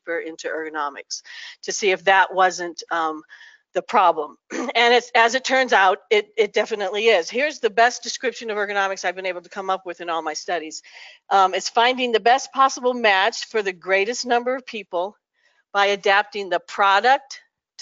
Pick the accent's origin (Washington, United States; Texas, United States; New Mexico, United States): New Mexico, United States; I'm from New Mexico